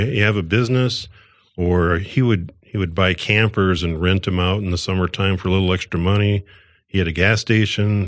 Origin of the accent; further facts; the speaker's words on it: Northwest Iowa, United States; moved away as an adult; I'm from Northwest Iowa, and I went to electronic school, and I got out of Iowa